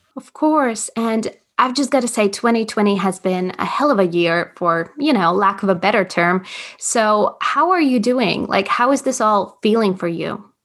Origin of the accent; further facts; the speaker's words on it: Latvia; growing up in Latvia, we have an amazing theater scene